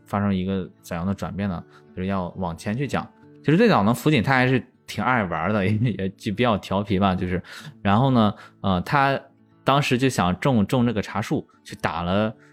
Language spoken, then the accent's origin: Chinese; China; 我们中国人就是爱语